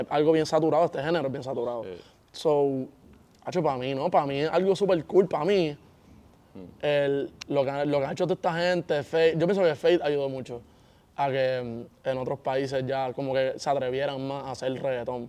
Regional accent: Puerto Rico; yo soy de Puerto Rico y estoy, todo al otro lado del mundo

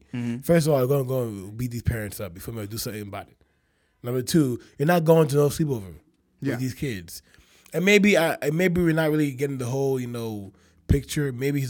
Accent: Nigeria; I'm Nigerian.

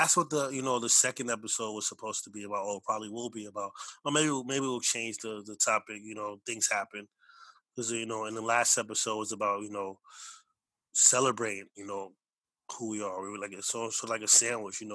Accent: United States; both my parents are from Belize. I was born here

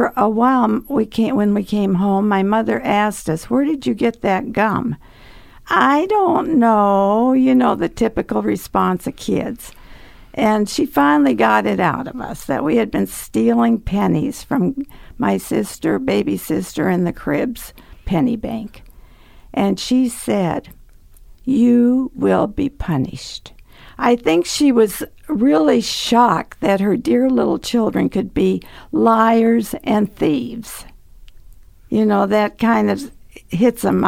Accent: North Dakota, United States; also born or lived in Chicago; when I was still a baby, we moved up to North Dakota

